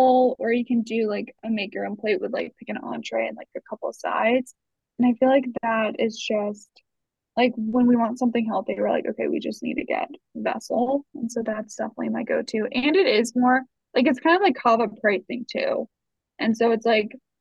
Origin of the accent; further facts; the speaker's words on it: Virginia, United States; also born or lived in East Coast; now in Salt Lake City, United States; growing up in Virginia